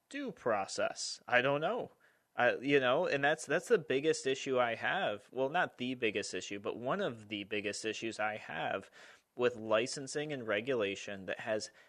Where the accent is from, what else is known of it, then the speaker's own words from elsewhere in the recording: Albany, New York, United States; I'm yep. from Albany.